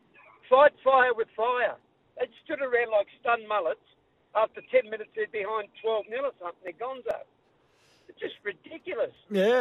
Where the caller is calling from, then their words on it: Sydney, New South Wales, Australia; Beverly Hills in Sydney, mate.